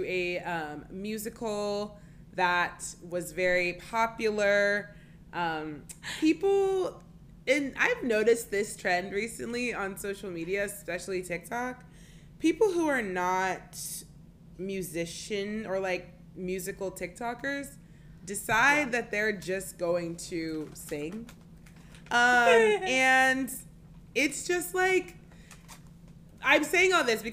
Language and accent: English; Arizona, United States; moved away; I'm from Arizona